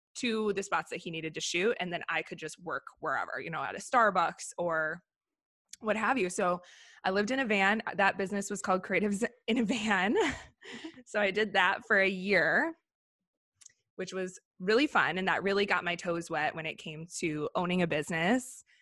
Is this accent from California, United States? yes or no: no; Minneapolis area, Wisconsin, United States; moved away as an adult; also born or lived in Miami / Tokyo; now in Los Angeles, United States; I grew up in Minneapolis area, Wisconsin, but right on the border